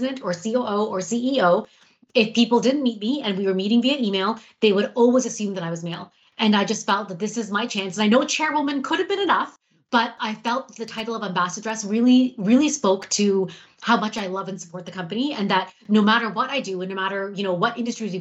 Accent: Toronto, Ontario, Canada; also born or lived in North York, Toronto; I grew up in Scarborough. So I was born in Scarborough

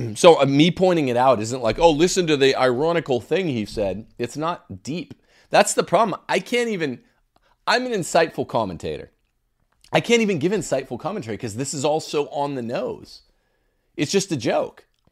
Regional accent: Mississippi, United States; From my home state now

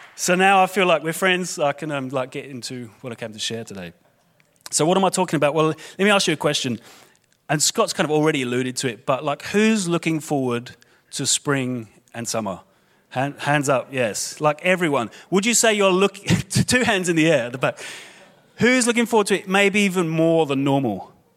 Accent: London, United Kingdom; moved away; I was born in London, England. You'll be able to hear my accent

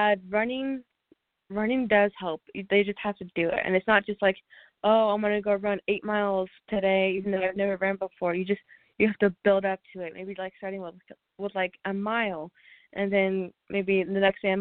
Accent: Olathe, Kansas, United States; I am from Olathe, Kansas

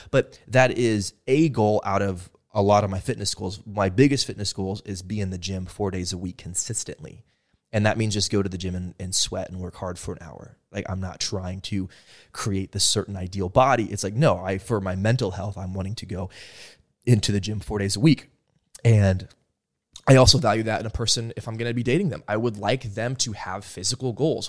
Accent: Stillwater, Oklahoma, United States; I come from Stillwater, Oklahoma, uh, the Midwest

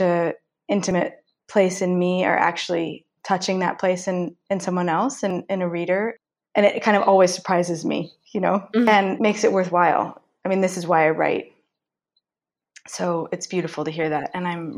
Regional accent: Marin County, California, United States

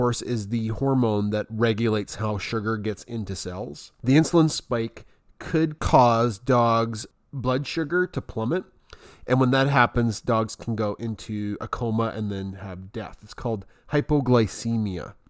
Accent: Canada; also born or lived in Alberta; I'm from Canada

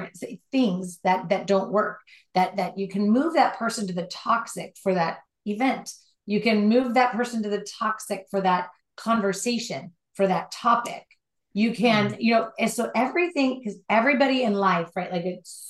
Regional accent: Southern California, United States; Born and raised in Southern California, driving on the LA freeways

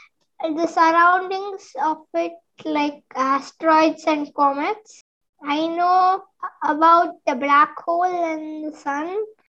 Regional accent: Bangalore, Karnataka, India; I am from Bangalore in India.

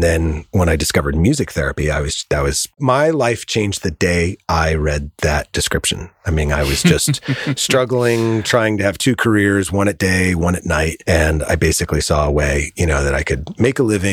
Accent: Connecticut, United States; now in Southern California, United States; I grew up in Connecticut

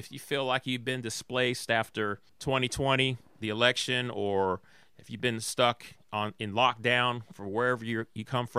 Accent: Atlanta, Georgia, United States; You know, I was raised in Atlanta, Georgia.

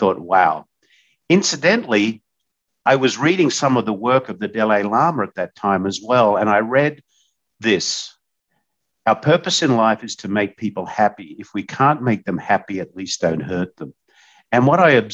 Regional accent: Australia; moved away as an adult; now in United States; when I was growing up in Australia

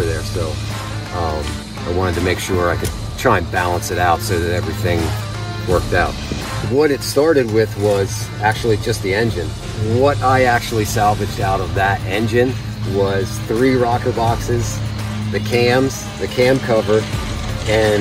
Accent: Terry Hill, Pennsylvania, United States; I'm from Terry Hill, Pennsylvania

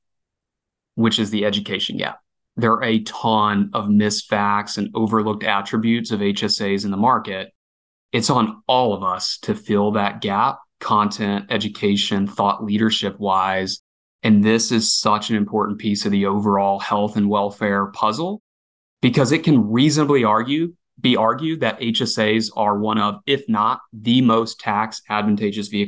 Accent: Alabama, United States; I'm born and raised in Alabama

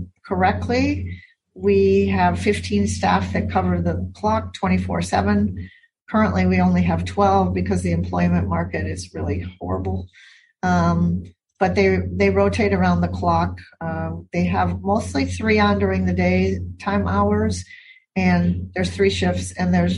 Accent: Milwaukee, Wisconsin, United States; moved away as an adult; now in Hawaii, United States; I happened to have been born and raised in Wisconsin.

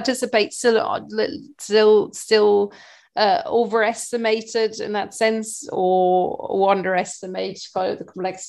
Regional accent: Belgium; Growing up in Belgium

